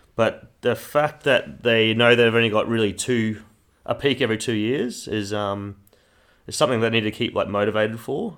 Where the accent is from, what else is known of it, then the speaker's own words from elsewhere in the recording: Kingaroy, Queensland, Australia; moved away; my hometown, Kingaroy in Queensland